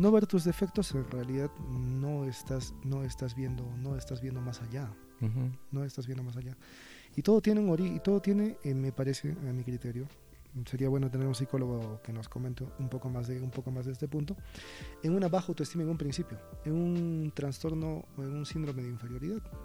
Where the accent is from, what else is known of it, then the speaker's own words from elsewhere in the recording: Peru; soy peruano